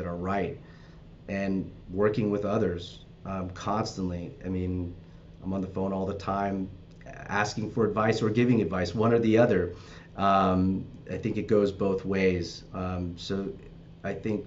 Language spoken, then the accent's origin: English; Los Angeles, California, United States; I'm from the Valley and North Hollywood